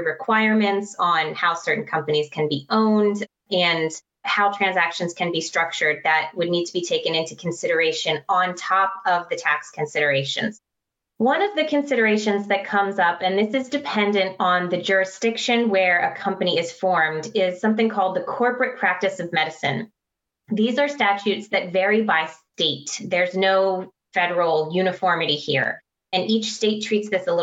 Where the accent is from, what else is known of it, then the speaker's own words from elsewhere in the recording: Maryland, United States; Maryland, which is my home state